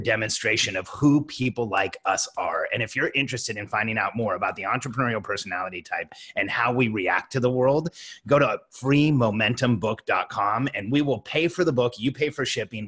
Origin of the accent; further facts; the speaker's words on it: Mexico; And I'm from Mexico